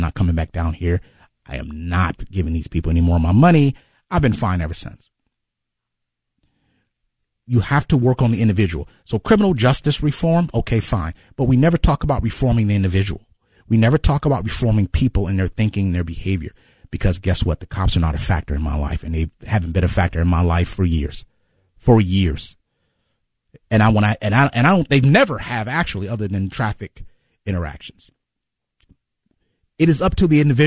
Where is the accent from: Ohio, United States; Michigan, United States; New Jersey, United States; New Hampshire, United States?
Ohio, United States; Cleveland; also born or lived in Chicago; I grew up in Glenville my whole life.